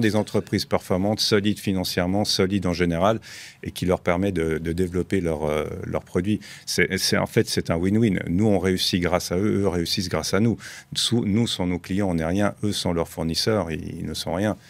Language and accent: French; Switzerland; now in Dubai, United Arab Emirates; nous, on est Suisse, la société est basée en Suisse, créée en Suisse par ma tante